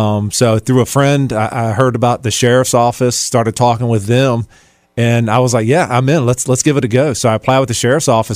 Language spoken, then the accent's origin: English; Chesterfield, Virginia, United States; I grew up in Chesterfield